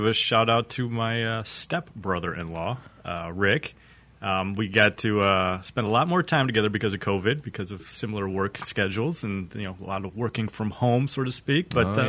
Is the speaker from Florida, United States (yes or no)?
no; Illinois, United States; I mean, I am from Illinois